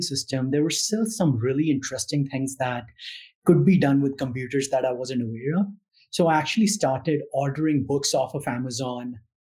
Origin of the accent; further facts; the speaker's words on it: India; moved away as an adult; now in United States; So I grew up in India. So I'm an immigrant.